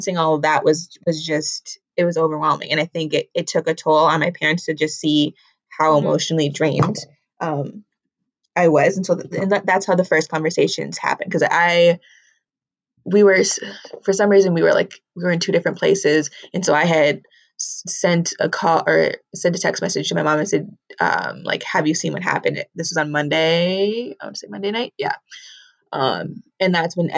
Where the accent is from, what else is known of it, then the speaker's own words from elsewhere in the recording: Minnesota, United States; I'm from Minnesota.